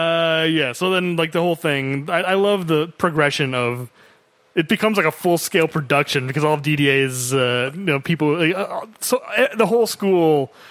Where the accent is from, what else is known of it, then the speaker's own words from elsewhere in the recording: United States; As an American